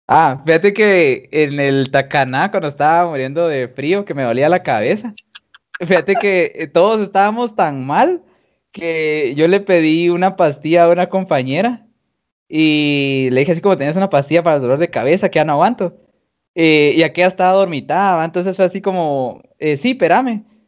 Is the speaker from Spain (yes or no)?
no; Guatemala; como guatemalteco